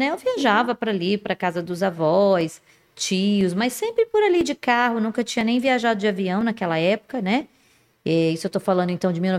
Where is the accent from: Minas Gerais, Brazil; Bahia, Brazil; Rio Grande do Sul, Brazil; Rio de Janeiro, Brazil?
Rio de Janeiro, Brazil; Resende; accent: mineiro; now in Manaus, Brazil; E, e, exatamente, eu sou de Resende, mas o meu, o Senhor, aprove o Senhor mandar que meu marido saísse daqui de Manaus, né?